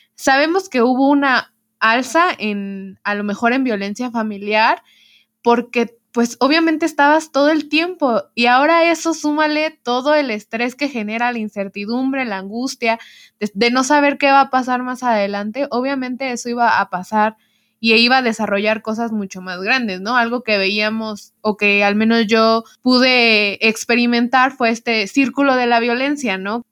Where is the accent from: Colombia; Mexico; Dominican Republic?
Mexico; no solo nosotros como mexicanos lo estamos viviendo